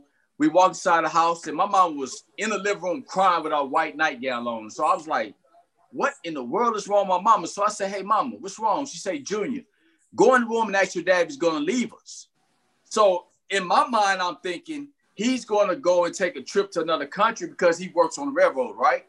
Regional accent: Houston, Texas, United States; now in Dallas, United States; I'm from Houston, man. I grew up on the streets of Houston, single parent home

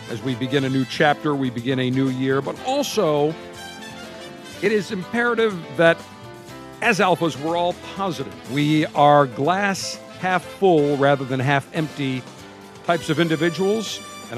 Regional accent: Buffalo, New York, United States; I've been a Buffalo Bills fan since the time I can remember as a young lad growing up in Buffalo

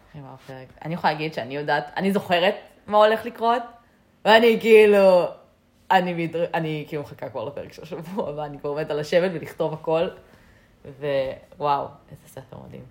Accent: Israel; בתור ישראלים אנחנו גדלים עם הרבה סיפורי גבורה

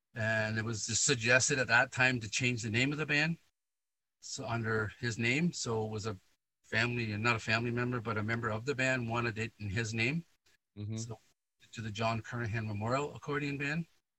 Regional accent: Canada; I started in Canada first. Right. I was born here, and my parents moved over in 52. And that's why I was born 11 years later.

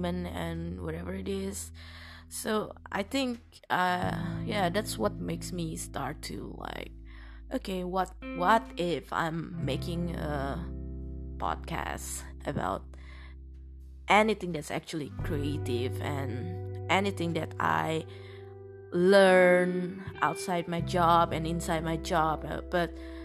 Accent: Indonesia; English is a second language

